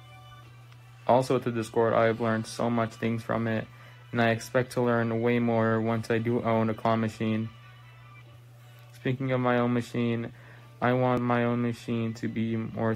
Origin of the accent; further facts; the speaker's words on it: Illinois, United States; I am from Illinois, and I am 15 years old